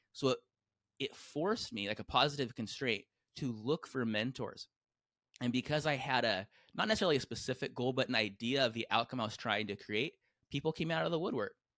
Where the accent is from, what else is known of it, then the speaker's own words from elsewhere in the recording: San Diego, California, United States; I grew up in San Diego